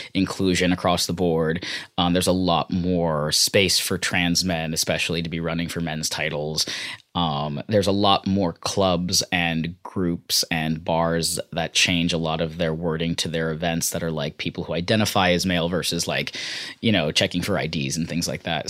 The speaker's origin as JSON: {"language": "English", "town": "San Francisco", "region": "California", "country": "United States", "tie": "born or raised there", "said": "I grew up in San Francisco in the Bay Area"}